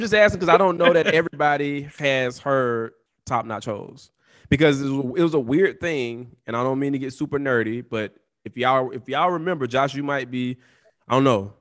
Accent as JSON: {"language": "English", "region": "the South", "country": "United States", "said": "as a Southerner"}